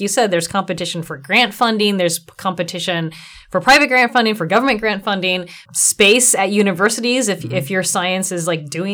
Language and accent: English; Bellingham, Washington, United States; I'm from Bellingham